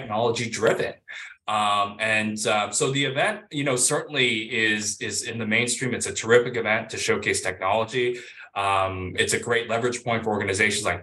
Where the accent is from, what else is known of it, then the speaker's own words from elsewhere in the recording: Virginia, United States; also born or lived in Guam; now in Honolulu, United States; I grew up in Virginia, so the mainland is home